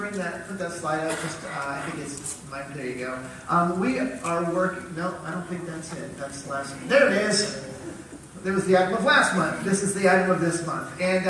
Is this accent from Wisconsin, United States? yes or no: yes; Wisconsin, United States; moved away; I'm from Wisconsin